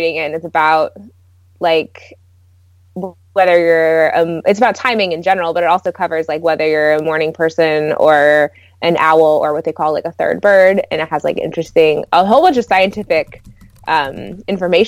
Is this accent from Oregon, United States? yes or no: yes; Portland, Oregon, United States; also born or lived in California; I grew up in Portland and I went to Oregon State.